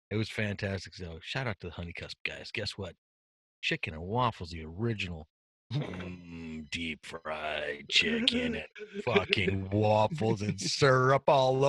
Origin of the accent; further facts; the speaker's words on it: Washington, United States; I'm from Washington State.